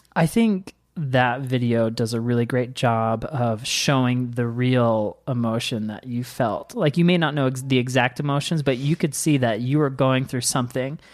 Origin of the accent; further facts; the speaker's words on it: Washington, United States; moved away; I grew up in Washington